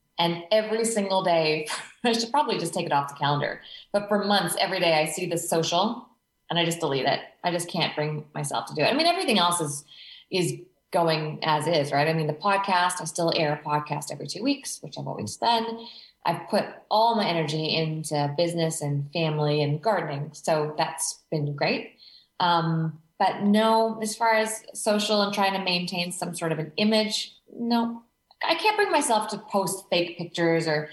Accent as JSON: {"language": "English", "country": "Canada", "moved": "as an adult", "lives_now": "Australia", "said": "I'm Canadian, but my husband's an Aussie."}